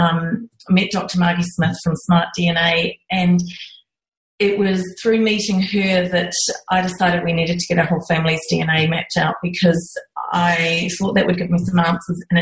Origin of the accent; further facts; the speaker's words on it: New Zealand; moved away as an adult; now in Australia; I'm originally from New Zealand and I grew up on a farm